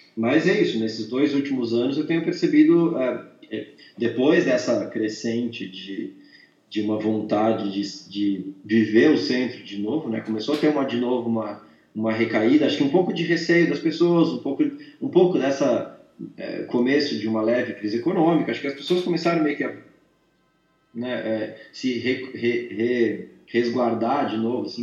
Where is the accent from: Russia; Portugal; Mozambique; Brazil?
Brazil; São Bento do Sul, Santa Catarina; now in São Paulo, Brazil; eu andando em São Bento, moleque